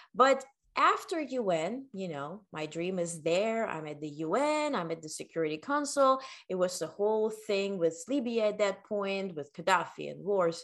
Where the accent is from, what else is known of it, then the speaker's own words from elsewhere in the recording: Ukraine; English is a second language; also born or lived in Netherlands / North Carolina / New York; now in United States; I was born in the Ukraine